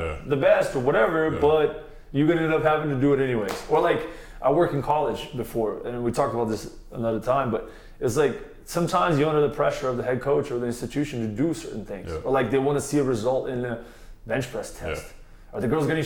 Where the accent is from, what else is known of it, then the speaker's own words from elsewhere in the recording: Brazil; we're both from Brazil